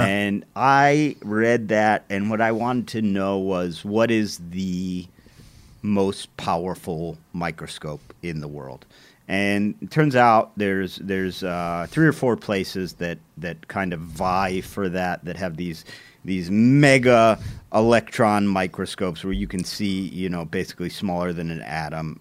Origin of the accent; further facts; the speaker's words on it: Cleveland, Ohio, United States; my hometown